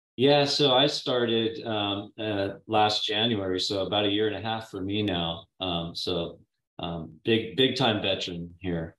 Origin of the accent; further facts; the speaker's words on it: Napa, California, United States; I grew up in Napa, uh, Napa Valley, in the town of Napa